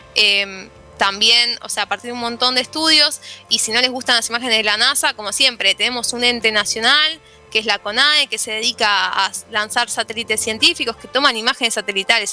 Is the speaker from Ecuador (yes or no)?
no; Buenos Aires, Argentina; lo que somos los porteños